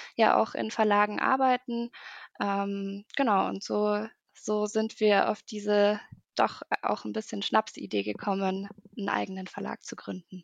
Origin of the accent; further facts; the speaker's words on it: Munich, Bavaria, Germany; ich komme aus München